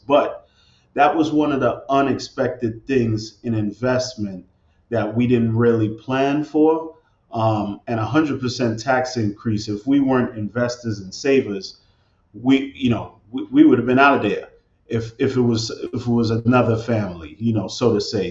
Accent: New York City, New York, United States; moved away as an adult; now in Newark, United States; I'm originally from Brooklyn

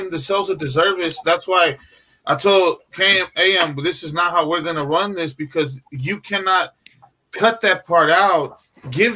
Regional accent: California, United States; we're from California

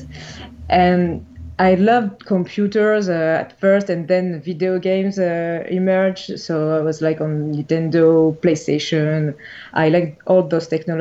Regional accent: Paris, Île-de-France, France; I was born and raised in Paris in France

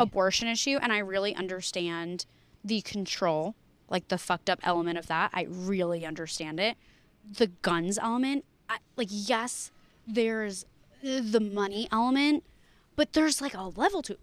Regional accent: New Jersey, United States; my home state, New Jersey

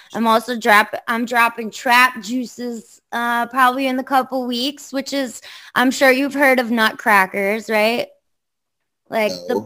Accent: Long Island, New York, United States; I'm from Long Island, but like I don't belong on Long Island

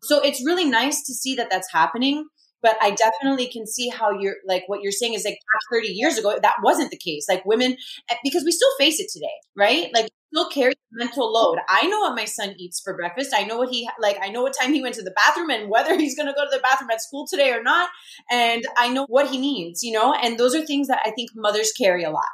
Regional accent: Miami, Florida, United States; i'm in my hometown which brings a tremendous amount of comfort

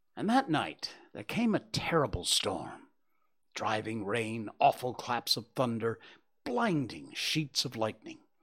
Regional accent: Cornwall, Connecticut, United States; moved away; Cornwall, my hometown. It's worth it. It really is. You could not have picked probably a better place to have grown up than Cornwall.

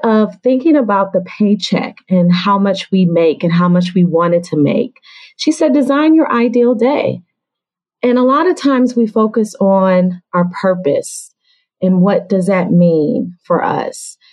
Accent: Atlanta, Georgia, United States; now in Washington, D.C., United States; I'm originally from Atlanta, Georgia, but I live in the Washington, D.C. area.

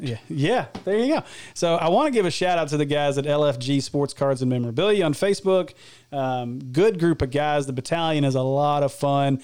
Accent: Illinois, United States; i grew up with family in Illinois

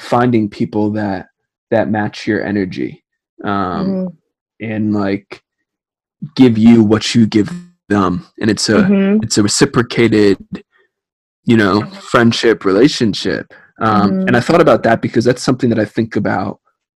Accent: New Jersey, United States; I'm from Jersey

